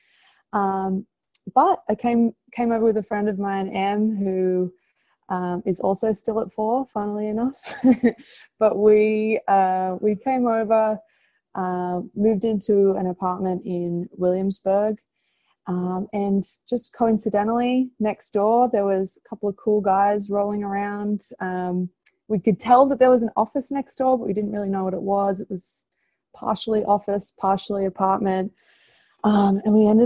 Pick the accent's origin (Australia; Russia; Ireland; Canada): Australia; moved away as an adult; now in United States; I'm Australian, if you can't tell by my accent.